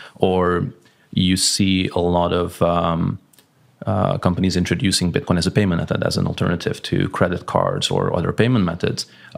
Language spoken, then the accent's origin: English; Hungary; English is a second language; now in Malaga, Spain; So I'm based in Malaga, Spain. Yeah. I'm originally Hungarian.